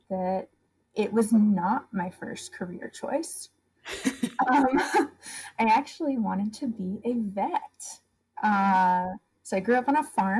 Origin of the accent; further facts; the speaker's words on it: upstate New York, United States; moved away as an adult; also born or lived in Maine; I grew up in rural upstate New York